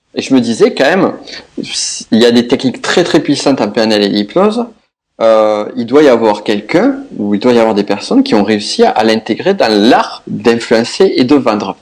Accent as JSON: {"language": "French", "region": "south-west France", "country": "France", "accent": "south-west", "said": "comme vous l'entendrez, mon accent, je viens du sud-ouest"}